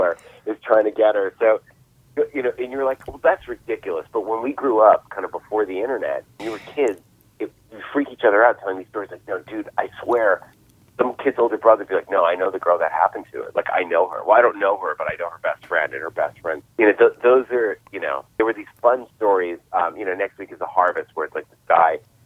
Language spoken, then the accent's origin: English; Boston, Massachusetts, United States; I was from Boston.